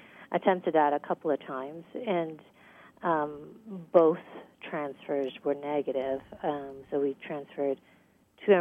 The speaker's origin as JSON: {"language": "English", "country": "U.S. Virgin Islands", "tie": "born or raised there", "also_born_or_lived": "Guyana / Boston / Houston", "moved": "as an adult", "said": "I was born in Guyana in South America, and I grew up in the United States Virgin Islands."}